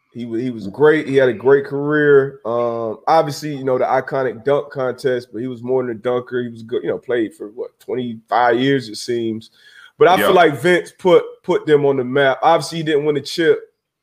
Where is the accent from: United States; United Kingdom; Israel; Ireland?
United States; Miami, Florida; I'm from Miami.